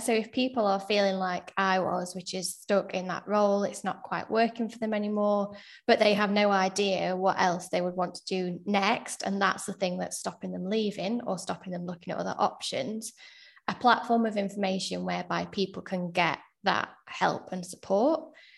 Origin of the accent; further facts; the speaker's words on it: Sheffield, Yorkshire and the Humber, United Kingdom; moved away as an adult; now in Manchester, United Kingdom; I'm originally from Sheffield, now living in Manchester.